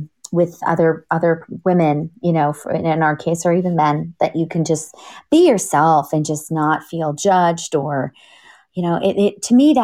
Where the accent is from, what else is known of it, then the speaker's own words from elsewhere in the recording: Canada; also born or lived in England; now in United States; being a Canadian